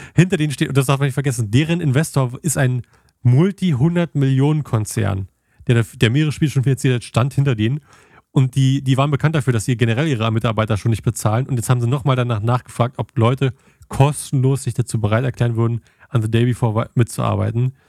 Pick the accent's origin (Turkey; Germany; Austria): Germany; als Deutscher